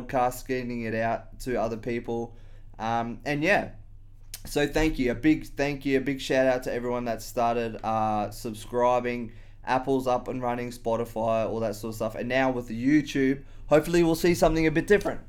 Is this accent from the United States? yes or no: no; Australia; I've always been around alcohol as an Australian